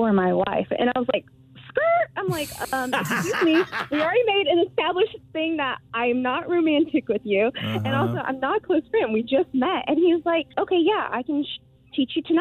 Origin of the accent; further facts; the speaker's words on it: the South, United States; I was raised in the South